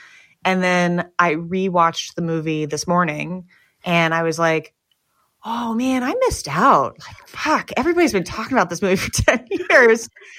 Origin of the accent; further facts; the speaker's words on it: New York, United States; I grew up in New York